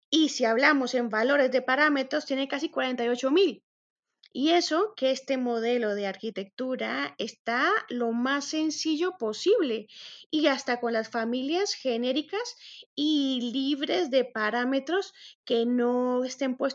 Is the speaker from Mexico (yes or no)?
no; Colombia; also born or lived in Spain; Soy colombiana y española también. Soy arquitecta por la Universidad Politécnica de Madrid